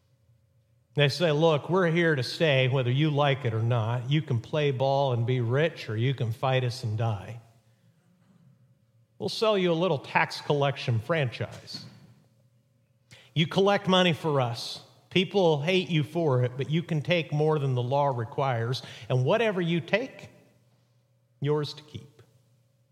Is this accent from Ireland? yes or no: no; Mexico; moved away; where I grew up in Mexico